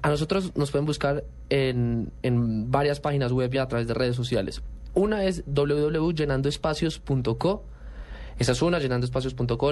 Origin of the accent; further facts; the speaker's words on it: Colombia; en las otras categorías también somos los únicos colombianos